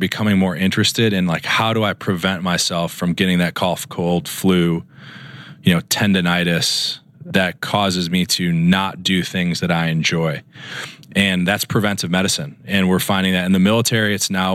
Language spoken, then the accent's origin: English; Chicago, Illinois, United States; moved away as an adult; also born or lived in Dartmouth / Minnesota; now in Los Angeles, United States; I grew up in Chicago, and then I did my residency training at Dartmouth